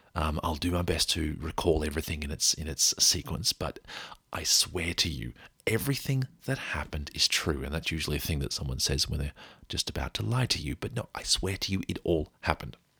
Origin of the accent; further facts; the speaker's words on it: Australia; we came from Australia